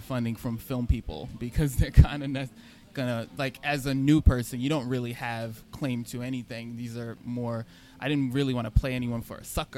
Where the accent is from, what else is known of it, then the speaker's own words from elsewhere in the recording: New York City, New York, United States; also born or lived in Kew Gardens Hills, Queens; I come from Richmond Hill and Flushing. That's where I was born and raised. I'm over in Kew Garden Hills now